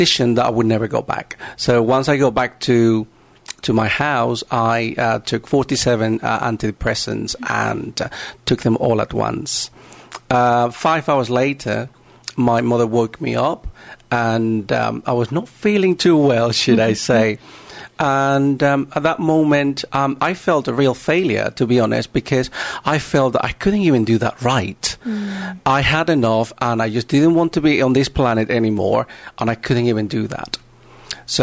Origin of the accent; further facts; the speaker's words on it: Panama; I am originally from Panama